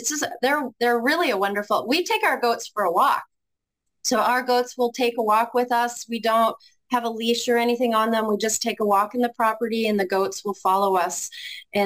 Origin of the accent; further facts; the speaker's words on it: Ontario, Canada; moved away as an adult; now in Grand Rapids, United States; I'm originally from Canada, and we were about an hour and a half drive from Toronto.